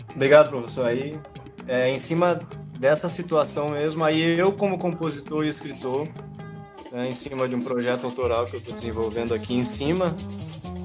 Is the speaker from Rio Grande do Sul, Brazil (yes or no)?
yes; Bagé, Rio Grande do Sul, Brazil; moved away as an adult; now in Chapada Diamantina, Brazil; Eu sou natural de Bagé